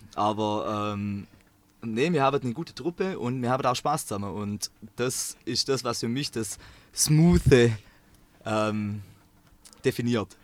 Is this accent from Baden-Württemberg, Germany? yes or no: yes; Swabia, between Stuttgart and Lake Constance, Baden-Württemberg, Germany; accent: Swabian; ich komme ähm, aus dem Schwabeland, ähm, zwischen Stuttgart und Bodensee